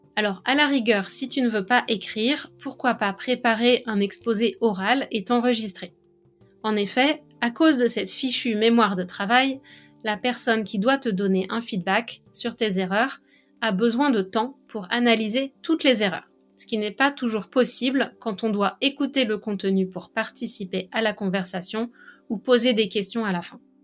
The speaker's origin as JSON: {"language": "French", "country": "France", "accent": "French", "said": "mon accent français"}